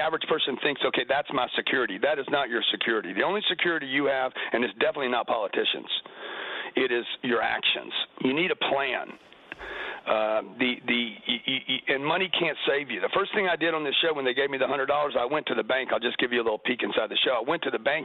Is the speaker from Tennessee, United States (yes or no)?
no; Lake Charles, Louisiana, United States; I grew up in Lake Charles, Louisiana